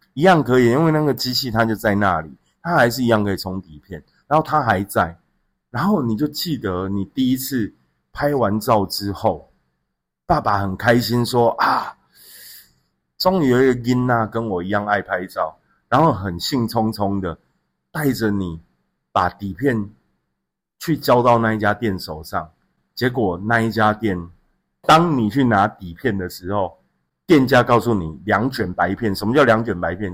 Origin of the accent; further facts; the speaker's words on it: Xinzhuang, New Taipei, Taiwan; 我回到新庄那个地方，我从小在新庄长大，就我开始有自己的人生记忆开始就在新庄，在新庄有一条街叫中城街